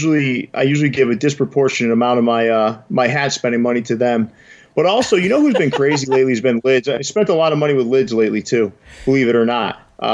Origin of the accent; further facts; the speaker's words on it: Central Connecticut, United States; also born or lived in Boston; I'm a Boston guy, though. I spent some time in Boston. I grew up in Central Connecticut, but I'm kind of I grew up equidistant from Fenway Park and Yankee Stadium